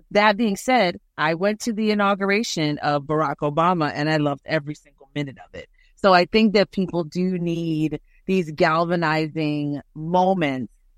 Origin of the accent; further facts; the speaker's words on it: Jamaica; now in Houston, United States; as a Jamaican person